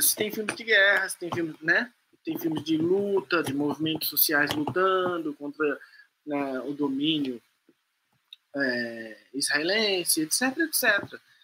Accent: São Paulo, Brazil; ela falou que mora no Campo Limpo, que é onde eu cresci

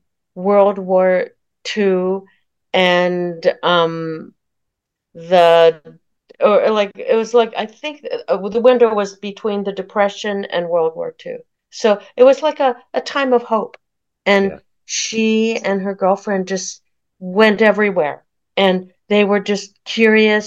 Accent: Palo Alto, California, United States; I was born in Palo Alto, suburb of San Francisco, where Stanford University is

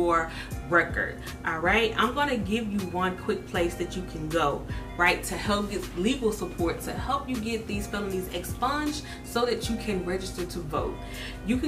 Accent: Jonestown, Mississippi, United States; my hometown, Jonestown, Mississippi

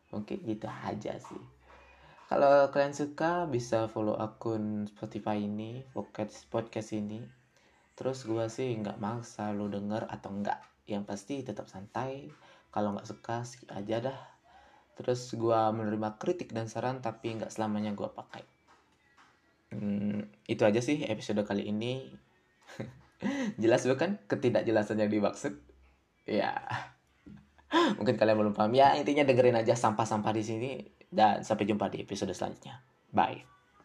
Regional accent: Karangasem Regency, Bali, Indonesia; gua itu dari Bali ya. Dari Bali, tepatnya di Kabupaten Karangasem

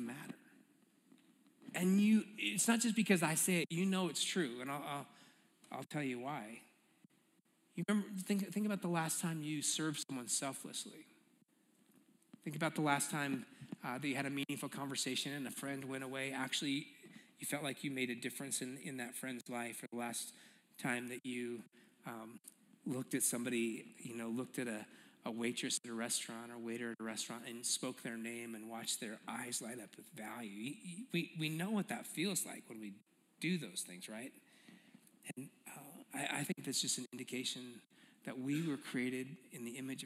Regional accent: Aurora, Colorado, United States; also born or lived in Denver; So I grew up in Aurora. Actually, I kind of grew up all around Denver.

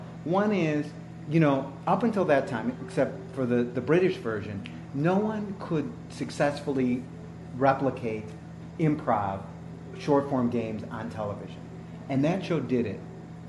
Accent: Chicago, Illinois, United States; I'm from Chicago

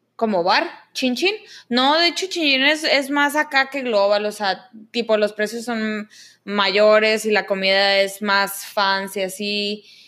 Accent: Mexico; now in Canada

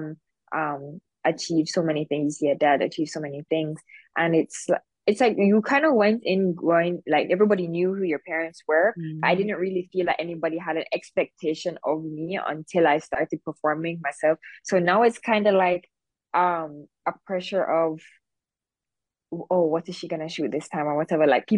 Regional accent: Jamaica; I'm kind of known as like, oh, I'm the girl from Jamaica

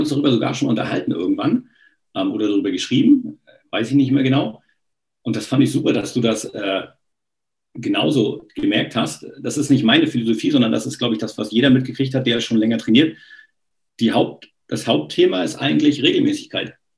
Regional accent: eastern Germany, Germany; in der DDR damals war es ja entweder du Sport gemacht oder Musik. Und Musik war nicht so meins

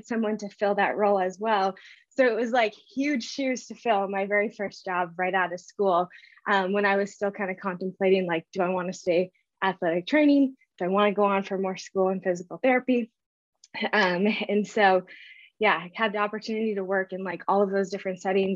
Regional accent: Northern Minnesota, United States; now in West Fargo, United States; I am from Northern Minnesota originally, grew up in a super small town.

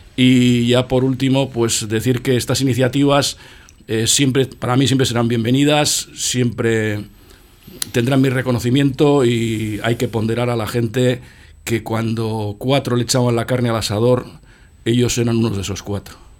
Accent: Portugalete, Basque Country, Spain; Yo nací en Manuel Calvo número 14

